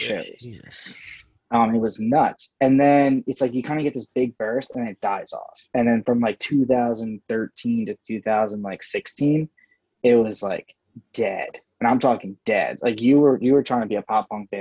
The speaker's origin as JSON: {"language": "English", "town": "Philadelphia", "region": "Pennsylvania", "country": "United States", "said": "I'm from Philly"}